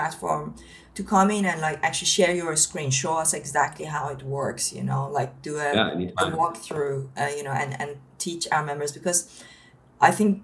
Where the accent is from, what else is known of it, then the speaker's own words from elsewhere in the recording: Iran; now in United Kingdom; I come from Iran originally, and I had to build my life from scratch coming to the UK